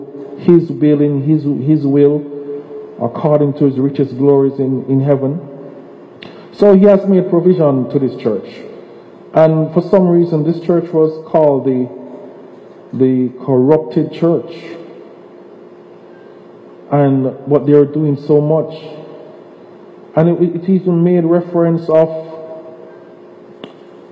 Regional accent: Jamaica; moved away; as a child growing up in Jamaica

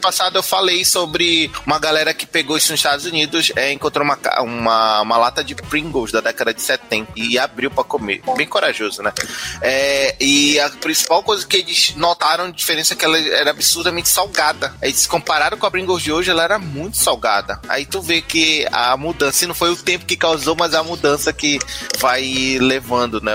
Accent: Belém, Pará, Brazil; eu sou de Belém do Pará, o norte do Brasil.

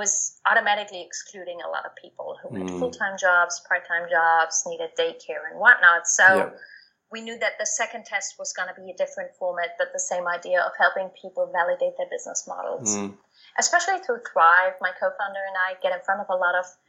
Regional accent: East Germany, Germany; moved away as an adult; also born or lived in Thailand; I was born and raised in East Germany, and after high school, after having lived in such a small village on the East German countryside

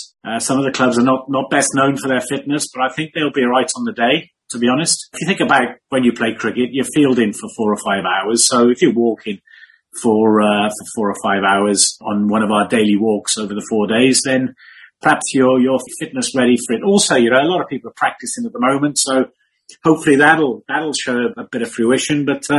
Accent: Cardiff, Wales, United Kingdom; from Cardiff originally, brought up in Llanrwmni

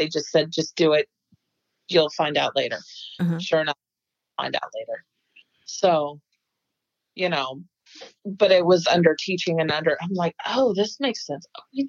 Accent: North Carolina, United States; born there; And I was born in North Carolina. I'm the only one in my family, my immediate family, that was born out of Indiana.

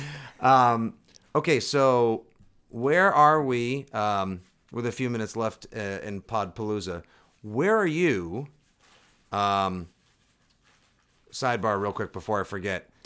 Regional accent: Boston, Massachusetts, United States; I'm from Boston

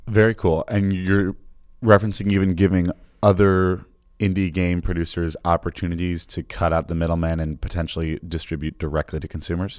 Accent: Chicago, Illinois, United States; being a Chicagoan

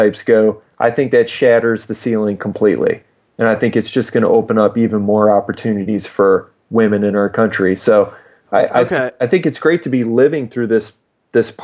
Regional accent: United States

